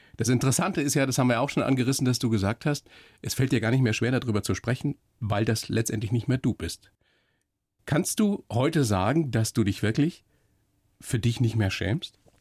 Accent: Weiden in der Oberpfalz, Bavaria, Germany; moved away; ich bin hier in Weiden in der Oberpfalz aufgewachsen, meine Eltern kommen aus dem Norden, dass ich nicht richtig Dialekt

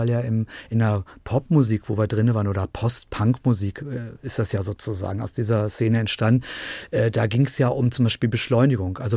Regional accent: Dresden, Saxony, Germany; Wir haben in Dresden, wir hatten nur ein Fernsehprogramm und konnten das andere.

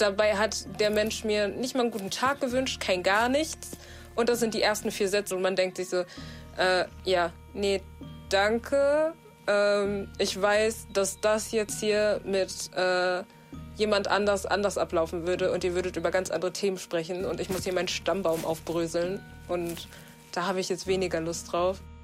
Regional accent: Ruhr area, North Rhine-Westphalia, Germany; ich komme aus dem Ruhrgebiet

